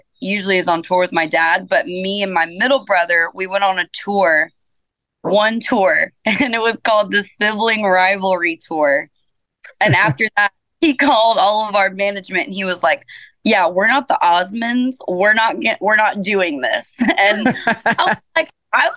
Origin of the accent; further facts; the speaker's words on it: Georgia, United States; also born or lived in Powder Springs, Georgia / Kennesaw, Georgia / Marietta, Georgia / Hiram, Georgia; born and raised in Georgia.